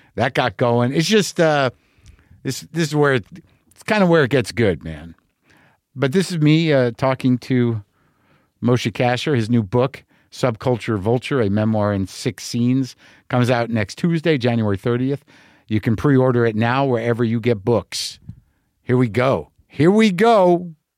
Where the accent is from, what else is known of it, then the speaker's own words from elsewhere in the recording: New Mexico, United States; moved away; growing up in New Mexico